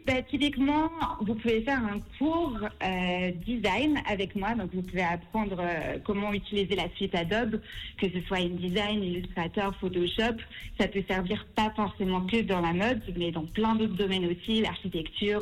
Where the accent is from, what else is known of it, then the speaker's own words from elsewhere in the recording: Lausanne, Vaud, Switzerland; also born or lived in Paris; j'ai 25 ans, je viens de Lausanne